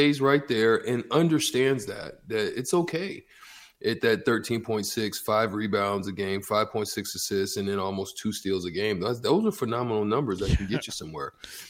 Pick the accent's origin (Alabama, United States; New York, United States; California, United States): Alabama, United States; Opelika; also born or lived in Auburn, Alabama; I was born in Opelika in Auburn. They're like, you know, city side by side.